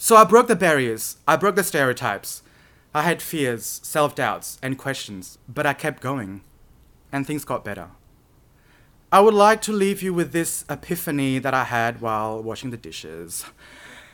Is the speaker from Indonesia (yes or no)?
yes; Indonesia; now in Perth, Australia; I'm Chinese by descent, Indonesian by birth, and Australian by choice